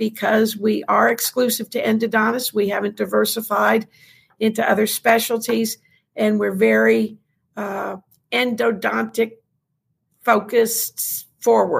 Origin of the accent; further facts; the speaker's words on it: New Orleans, Louisiana, United States; moved away as an adult; also born or lived in Memphis, Tennessee / Chapel Hill, North Carolina; now in Nashville, United States; I am originally from New Orleans and went to college in New Orleans